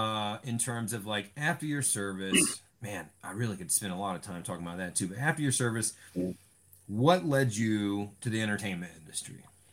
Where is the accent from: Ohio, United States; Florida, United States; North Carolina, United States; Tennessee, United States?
North Carolina, United States; Washington; born or raised there